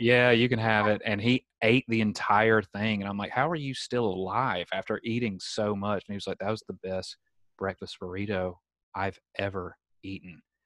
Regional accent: Southern United States, United States; accent: Southern; moved away as an adult; also born or lived in Alabama; now in San Diego, United States; my Southern accent

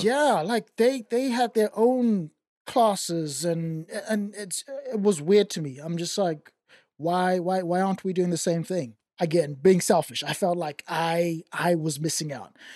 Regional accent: Zimbabwe; accent: white Zimbabwean; now in Australia; I grew up in Zim, in Zimbabwe

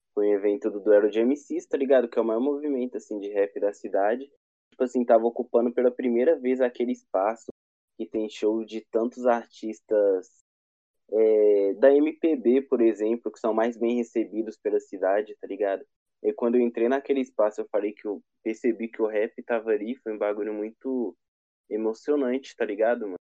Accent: Belo Horizonte, Minas Gerais, Brazil; Eu sou de BH, tá ligado? Aqui do Sudeste

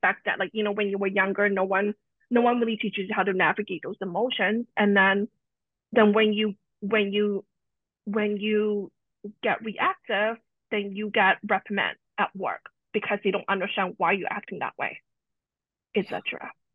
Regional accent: Canada; also born or lived in Hong Kong; I was born in Hong Kong and moved uh, to Canada with my family at a young age

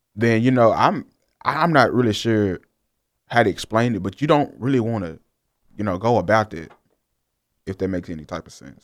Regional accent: Jackson, Mississippi, United States; I'm from Jackson

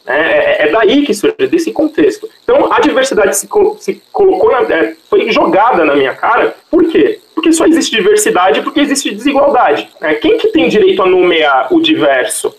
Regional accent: São Paulo, Brazil; Eu cresci na Vila Buarque, Santa Cecília

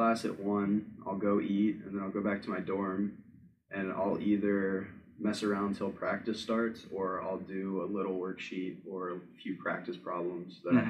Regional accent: Gurnee, Illinois, United States; Gurnee, Illinois.

